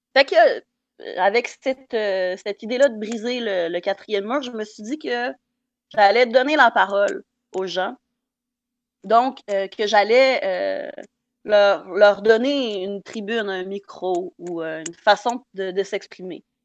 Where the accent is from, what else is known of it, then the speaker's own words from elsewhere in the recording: Saint-Bruno-de-Kamouraska, Quebec, Canada; mon village natal, Saint-Bruno de tamouraska